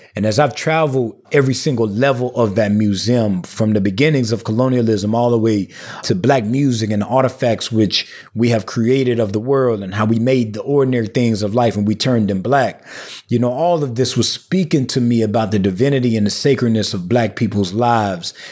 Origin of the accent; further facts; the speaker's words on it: the Black Rural South, United States; I'm from the Black World South, a small town of about two thousand people